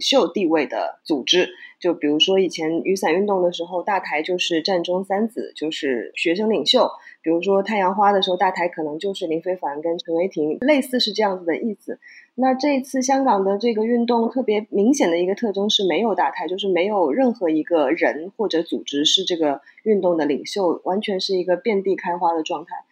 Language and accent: Chinese; China; moved away as an adult; now in Hong Kong; 大家听我的口音应该能听得出来，我是中国出生，长大在中国大陆，然后 到两千零五年左右的时候来到香港，就一直在香港做媒体